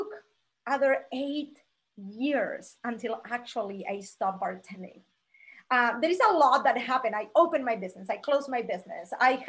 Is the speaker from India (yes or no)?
no; Argentina; moved away as an adult; now in Las Vegas, United States; I'm originally from Argentina